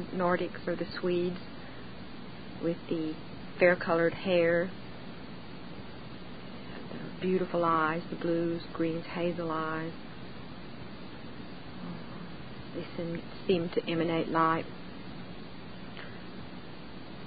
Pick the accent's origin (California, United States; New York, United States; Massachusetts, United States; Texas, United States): Texas, United States; Central; I was born and raised in Central Texas. I'm a 6th-generation Texan.